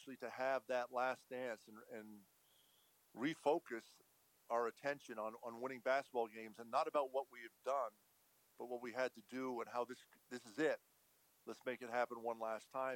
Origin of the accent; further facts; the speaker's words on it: Montreal, Quebec, Canada; I'm a Canadian from Montreal